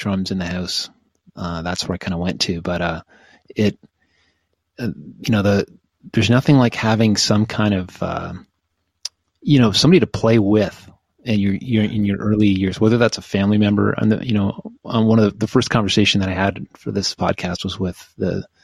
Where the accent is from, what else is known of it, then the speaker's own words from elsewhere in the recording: Oshawa, Ontario, Canada; I grew up in Oshawa